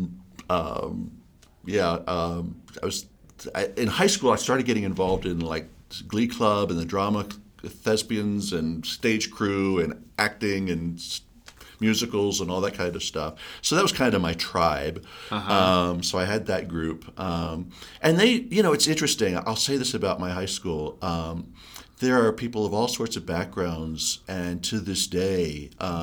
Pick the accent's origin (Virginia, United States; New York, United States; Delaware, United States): Delaware, United States; now in Colorado, United States; growing up in Delaware